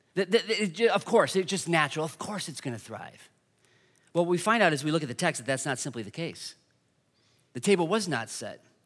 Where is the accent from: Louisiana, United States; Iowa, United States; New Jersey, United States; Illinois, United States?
Iowa, United States; Dubuque; moved away as an adult; now in Iowa City, United States; I'm originally from Dubuque